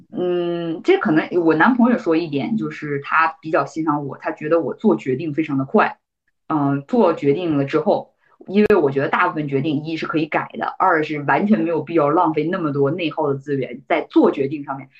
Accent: Northeast China, China; moved away as an adult; also born or lived in New York / US West Coast; now in United States; 我们嗯。东北人的

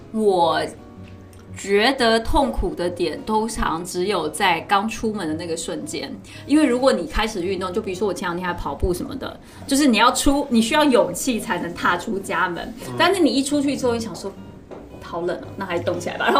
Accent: South China, China; 我觉得很多人因为我是南方人嘛，所以大家最常，比如就每次下雪，大家就会说，哎呀，是不是没见过雪啊？

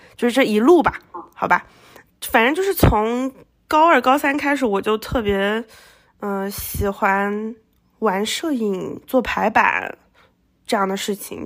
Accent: Shenzhen, Guangdong, China; moved away as an adult; also born or lived in Hong Kong; now in United States; 反正也离家近，对吧？深圳、香港很近的。嗯，我也会讲粤语

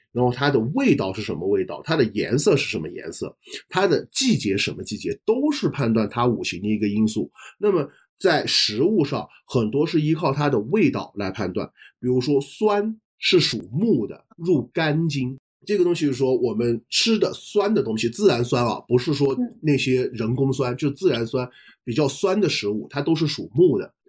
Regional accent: China; 我们中国人

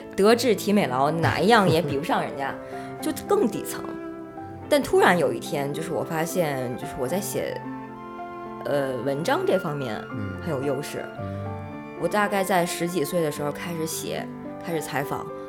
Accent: Beijing, China; 我从小就是在姥姥家长大的，也没上过幼儿园，没有那些所谓的外地小孩儿

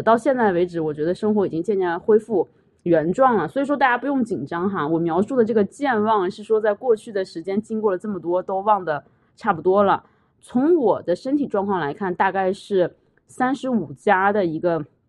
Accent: China; also born or lived in Quebec, Canada; now in Canada; 我们中国人

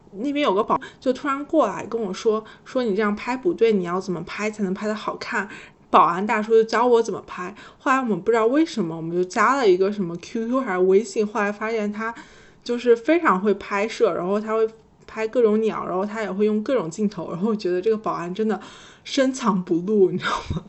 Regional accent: Yangzhou, Jiangsu, China; moved away as an adult; also born or lived in Guangzhou; now in Beijing, China; 我可能小时候生活在那边

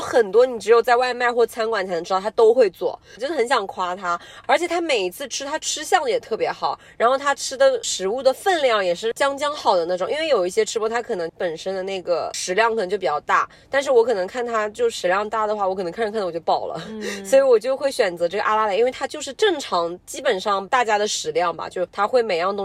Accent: southern China, China; 我们是南方人，但是我们家吃饭真的从小到大都是重口，就是嗯重辣，然后就是重咸的这种非典型的南方人，就真的很不南方

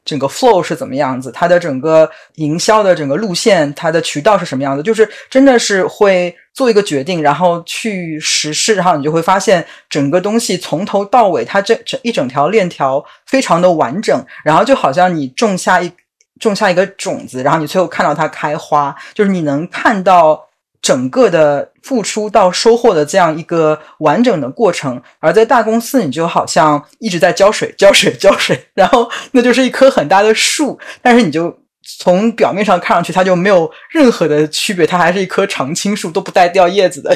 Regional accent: Shanghai, China; moved away; 我当时有一次回上海

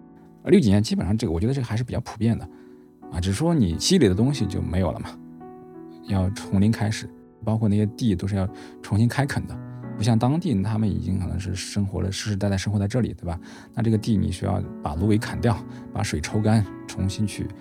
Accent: Hubei, China; accent: Henan; 我就是一个在湖北长大，然后呢是河南口音的一个人。

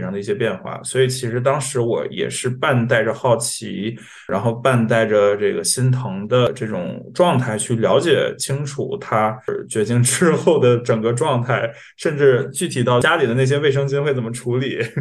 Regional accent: Northeast China, China; 因为我老家也是东北的

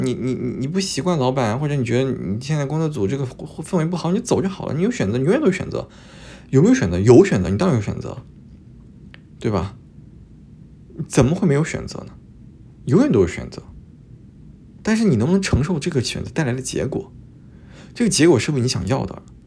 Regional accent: Luoyang, Henan, China; moved away as an adult; also born or lived in Montreal, Canada; now in Toronto, Canada; 我是洛阳的嘛

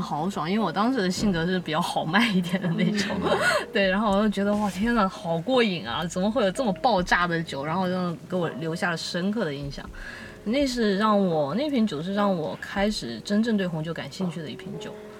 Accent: China; 作为中国人

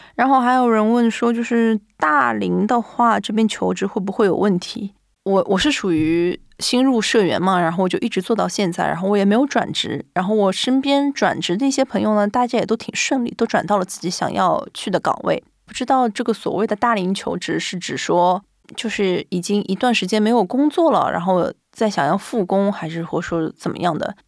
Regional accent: China; moved away as an adult; also born or lived in Japan; now in Tokyo, Japan; 就只有我一个中国人

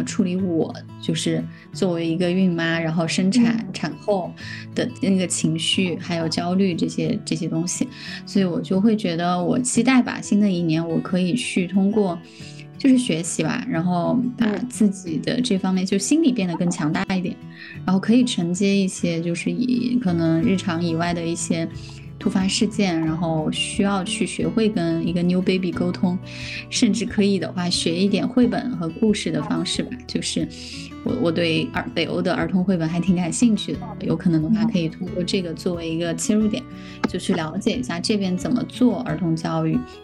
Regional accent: Sichuan, China; moved away; 我是四川人嘛

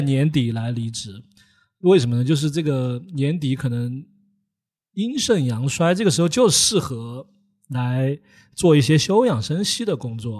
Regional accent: Chengdu, Sichuan, China; accent: Chengdu dialect; 我们成都话叫手都打不撑

